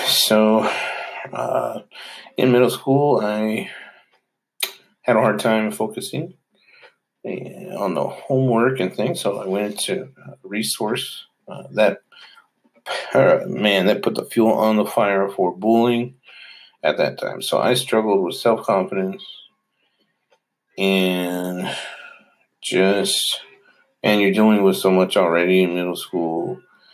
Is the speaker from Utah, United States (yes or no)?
yes; Hyrum, Utah, United States; I grew up in Hiram, Utah